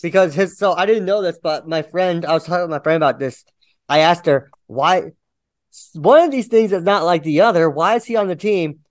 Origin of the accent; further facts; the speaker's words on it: Cincinnati, Ohio, United States; I'm from Cincinnati